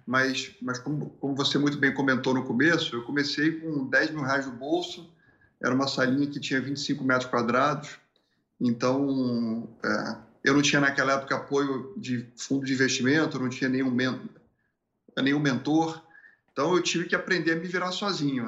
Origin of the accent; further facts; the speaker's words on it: Rio de Janeiro, Brazil; moved away as an adult; also born or lived in Porto Alegre; do Rio de Janeiro porque eu não quero ficar aqui nesse, nesse lugar mais onde, onde eu nasci